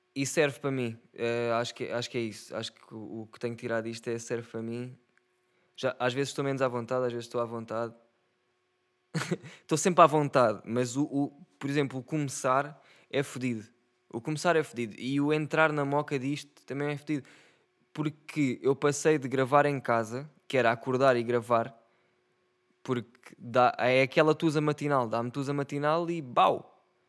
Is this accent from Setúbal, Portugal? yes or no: yes; Setúbal, Portugal; eu sou de Setúbal. E como setubalense